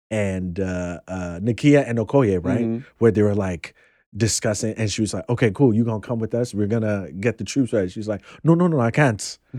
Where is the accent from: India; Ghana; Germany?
Ghana; you know, I'm Ghanaian, and I know of that hardcore fundamentalist, like, who is all about tradition and everything.